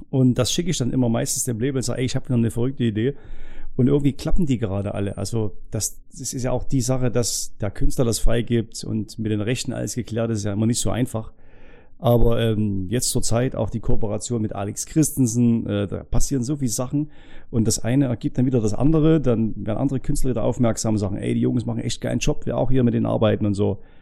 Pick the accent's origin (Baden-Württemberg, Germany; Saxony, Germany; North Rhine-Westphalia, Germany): Saxony, Germany; Wir sind auch keine Italiener, wir sind Sachsen.